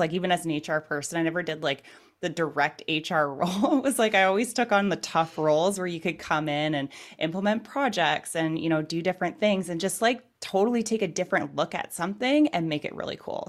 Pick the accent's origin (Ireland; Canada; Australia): Canada; I'm from Canada